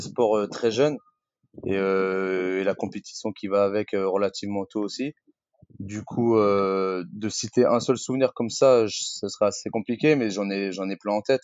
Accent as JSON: {"language": "French", "town": "Rennes", "region": "Brittany", "country": "France", "moved": "as an adult", "lives_now": "Paris, France", "said": "à la base, je suis originaire de Rennes et je vis à Paris maintenant depuis 10 ans."}